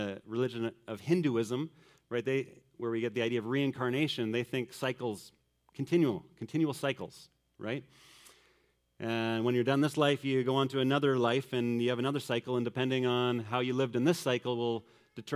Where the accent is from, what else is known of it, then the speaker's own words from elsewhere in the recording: Manitoba, Canada; growing up in Manitoba